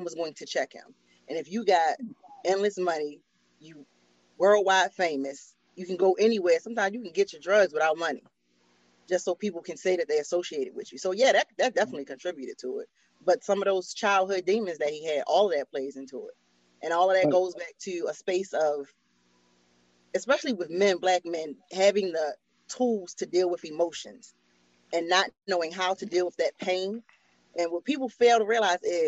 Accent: Baltimore, Maryland, United States; growing up in Baltimore, addicts is normal

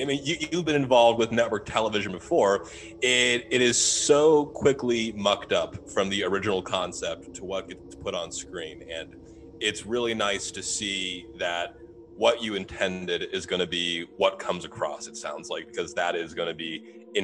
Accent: Southern Ohio, United States; I grew up in Southern Ohio, 40 minutes from the border with Kentucky

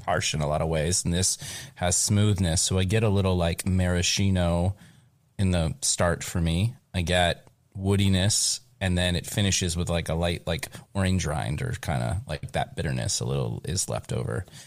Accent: Kentucky, United States; moved away; I'm from Kentucky originally

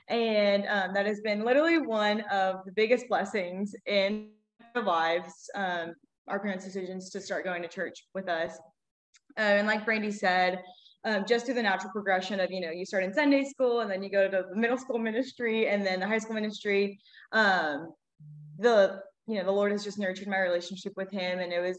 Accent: Baton Rouge, Louisiana, United States; I am obviously a twin. We're both from Baton Rouge, born and raised

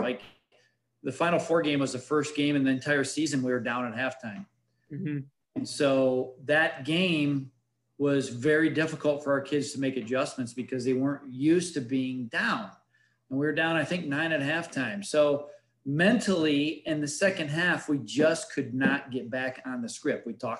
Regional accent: Detroit, Michigan, United States; moved away; Dennis Rodman, we're from Detroit area. That's where we moved here from back about 10 years ago.

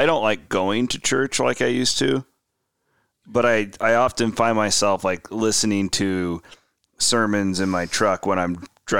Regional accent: Clarinda, Iowa, United States; I have multiple times thought about moving back to Clarinda, Iowa. I love my hometown.

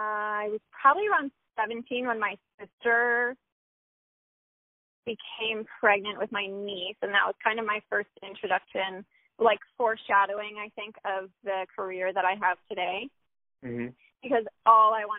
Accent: Troy, New York, United States; I was born in Troy, New York

